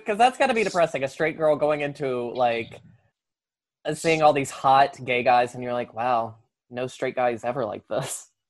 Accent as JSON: {"language": "English", "town": "Roanoke", "region": "Virginia", "country": "United States", "tie": "born or raised there"}